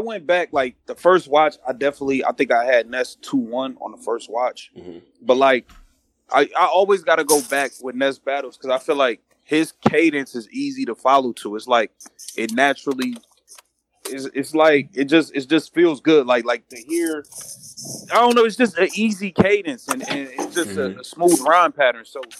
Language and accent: English; Canada; Like, yeah, I'm from Canada. I played soccer.